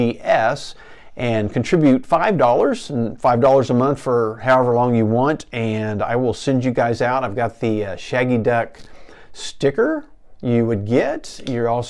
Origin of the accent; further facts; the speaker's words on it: Enid, Oklahoma, United States; living the American dream here in small town Enid, Oklahoma